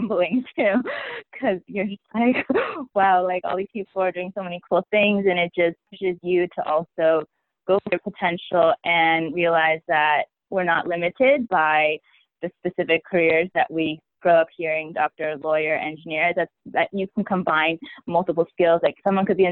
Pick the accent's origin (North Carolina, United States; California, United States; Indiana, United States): California, United States; Bay Area; moved away as an adult; I grew up in the Bay Area my whole life